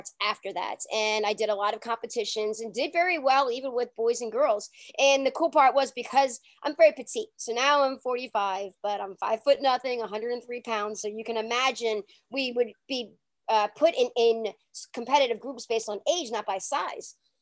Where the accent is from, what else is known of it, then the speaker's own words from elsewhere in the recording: New Orleans, Louisiana, United States; when I was younger, growing up in New Orleans, it was in the 80s